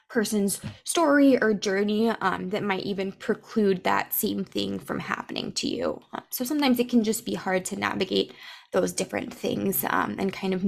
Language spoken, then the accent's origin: English; East Coast, United States; I was born in the East Coast